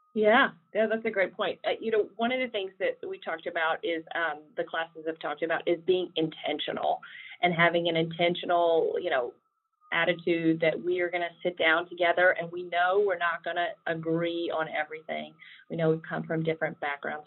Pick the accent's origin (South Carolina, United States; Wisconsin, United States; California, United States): South Carolina, United States; I am uh, from South Carolina originally, as you might be able to detect from my accent